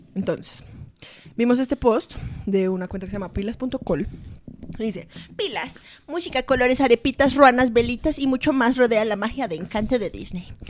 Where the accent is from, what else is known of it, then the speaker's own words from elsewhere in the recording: Colombia; soy colombiana